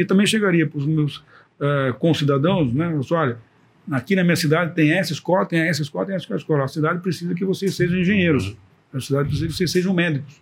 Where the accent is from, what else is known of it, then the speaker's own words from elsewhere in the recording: Brazil; first language Portuguese; somos brasileiros que tomamos conta da escola